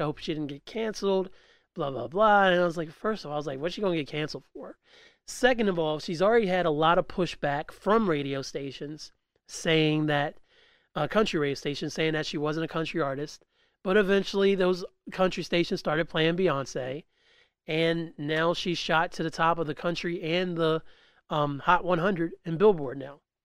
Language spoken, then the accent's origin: English; West Virginia, United States; I'm from West Virginia